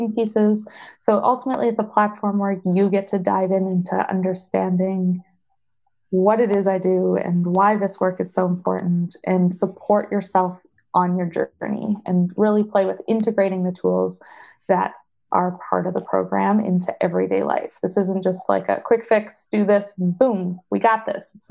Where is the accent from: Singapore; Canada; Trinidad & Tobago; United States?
Canada; I am Canadian and I do everything in Canadian dollars